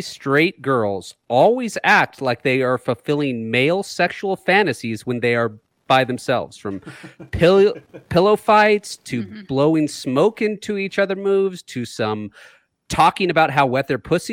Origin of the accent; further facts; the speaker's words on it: Oregon, United States; Living in Oregon